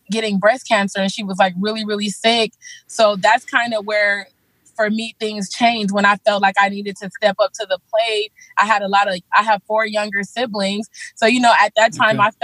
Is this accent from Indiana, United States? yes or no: no; Los Angeles, California, United States; also born or lived in Belize; I came to California with my mom when I was about 4 years old. We lived in, you know, South Central LA.